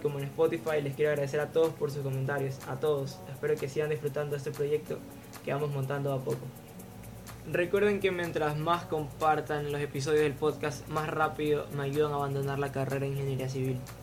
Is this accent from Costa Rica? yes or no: no; Guayaquil, Guayas, Ecuador; esa vibra que tenemos, esa alegría que transmitimos